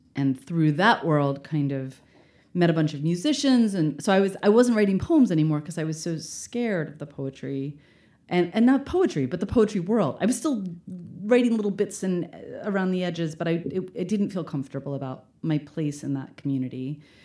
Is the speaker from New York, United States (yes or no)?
no; Baltimore, Maryland, United States; moved away; I'm from Baltimore